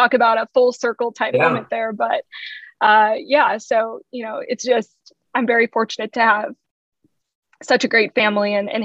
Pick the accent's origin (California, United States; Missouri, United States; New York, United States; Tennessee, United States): Missouri, United States; St. Louis; now in Kansas City, United States; I'm from St. Louis. So I'm still, you know, from the Midwest, from Missouri